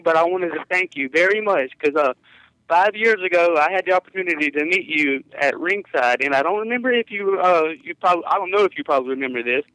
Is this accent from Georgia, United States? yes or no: yes; Albany, Georgia, United States; I'm from Albany, Georgia